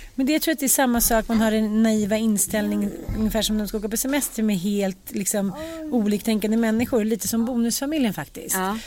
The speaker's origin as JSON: {"language": "Swedish", "country": "Sweden", "also_born_or_lived": "United States", "said": "man har kvar sina svenska rötter och sina svenska ändå så här man har en sorts förpliktelse som svensk"}